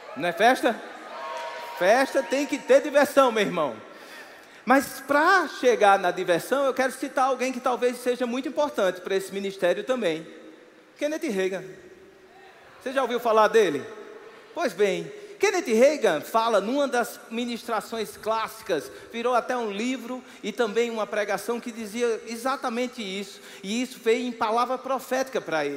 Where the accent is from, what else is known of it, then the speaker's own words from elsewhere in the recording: Campina Grande, Paraíba, Brazil; eu sou nascido e criado em Campina Grande